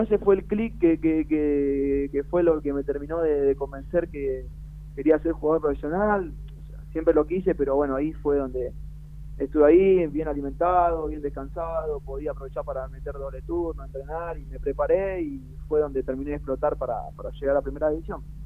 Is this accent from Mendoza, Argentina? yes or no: no; Loma Hermosa, Buenos Aires Province, Argentina; also born or lived in Brazil; Yo soy de Loma Hermosa